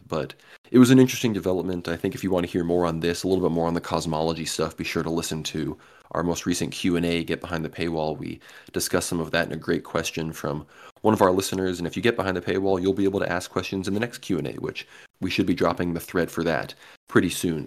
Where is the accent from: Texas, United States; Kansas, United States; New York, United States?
Texas, United States; Austin; my hometown here, Austin, Texas